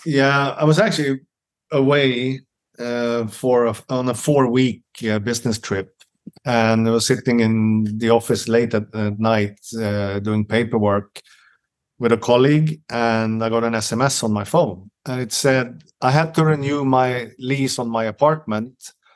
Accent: Stockholm, Stockholm County, Sweden; English is a second language; moved away as an adult; now in Helsingborg, Sweden; I'm from Stockholm

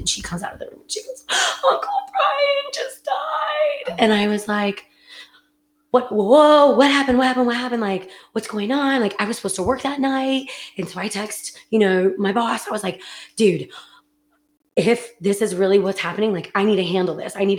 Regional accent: California, United States; And we had them come down, of course, to the wineries. I'm from California.

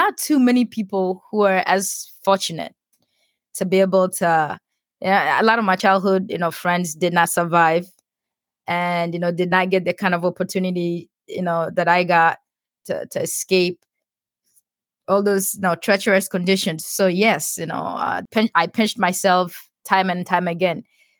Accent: South Sudan; In my head, as a kid growing up in South Sudan and seeing all my, like, most of my childhood friends dying from, you know, like, easily treatable diseases like cholera and typhoid fever and stuff.

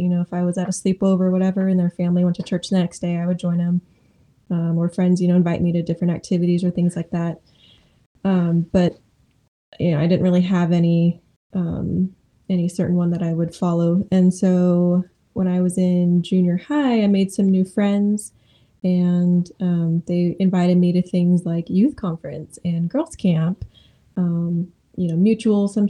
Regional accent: Modesto, California, United States; moved away as an adult; also born or lived in Oregon; I grew up in Modesto, California. Born and raised there, all the way till I was 18 years old

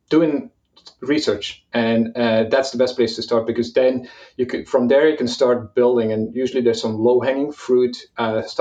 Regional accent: Belgium; also born or lived in Malta / Portugal; now in Valencia, Spain; personally, I'm, I'm from Belgium originally. I, I moved around quite a bit. I lived in Malta, I lived in Portugal for a while, and I live in in Valencia, Spain right now.

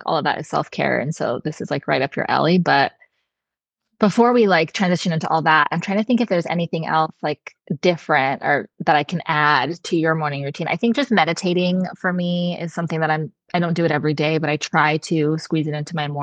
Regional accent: New Mexico, United States; now in Austin, United States; growing up in New Mexico, we get like the most insane sunset

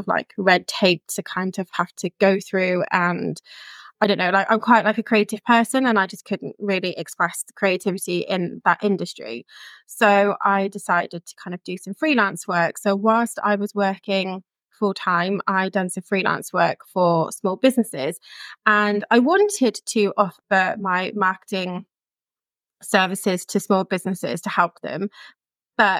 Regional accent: Chippenham, South West England, United Kingdom; moved away as an adult; also born or lived in Cardiff; now in Barry, United Kingdom; Originally, I'm from England, in Chippenham, just outside of Bath in Wiltshire, and I moved to Cardiff for university

